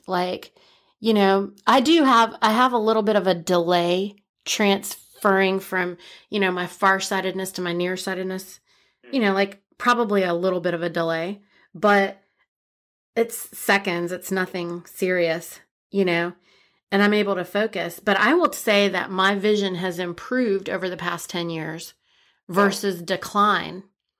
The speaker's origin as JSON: {"language": "English", "country": "India", "said": "plus I'm Indian, right?"}